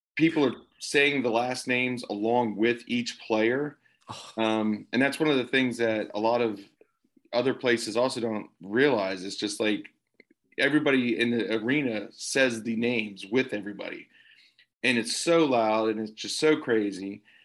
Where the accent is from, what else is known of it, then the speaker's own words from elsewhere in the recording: the South, United States; as a Southerner